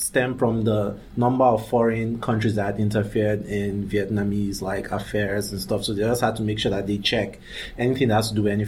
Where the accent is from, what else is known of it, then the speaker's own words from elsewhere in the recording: Nigeria; moved away; also born or lived in Abuja, Nigeria; I'm from Nigeria. And in Africa, growing up in Africa